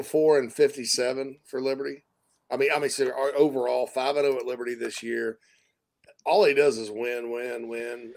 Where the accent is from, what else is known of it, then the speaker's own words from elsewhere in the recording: the South, United States; I'm from the South